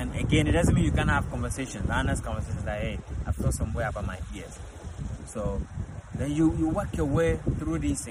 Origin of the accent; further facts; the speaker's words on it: Ghana; I'm from Ghana. Okay, I'm from Africa. 110%. Grew up there